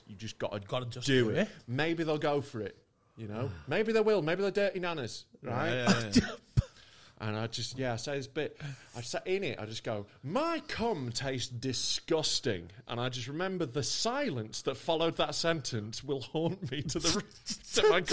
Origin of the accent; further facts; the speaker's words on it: Yorkshire and the Humber, United Kingdom; I'm from Yorkshire.